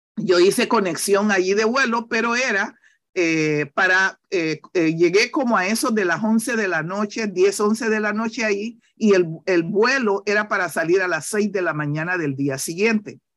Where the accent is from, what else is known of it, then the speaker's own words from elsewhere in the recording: Santa Fe, Colón, Honduras; now in New York, United States; yo soy de una comunidad llamada Santa Fe, yo soy de Santa Fe